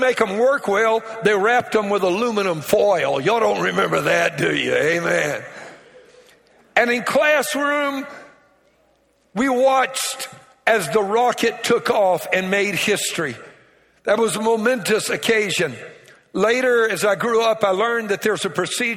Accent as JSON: {"language": "English", "region": "Louisiana", "country": "United States", "said": "I'm from Louisiana. I'm a Cajun"}